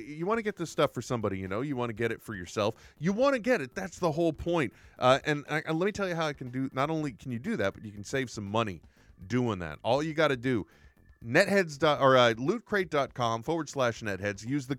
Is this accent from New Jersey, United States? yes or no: no; Wyoming, United States; I'd like to remind you, Will, I grew up in Wyoming.